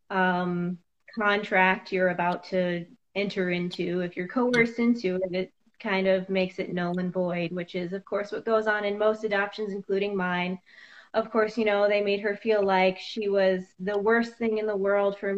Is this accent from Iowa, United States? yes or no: yes; Cedar Rapids, Iowa, United States; also born or lived in Sioux City; I was born in Sioux City, Iowa. It was the Orange City branch of Bethany Christian Services